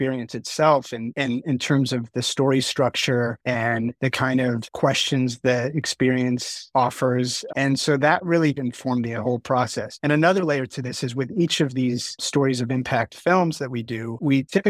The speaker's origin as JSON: {"language": "English", "region": "New York", "country": "United States", "said": "I'm a New Yorker"}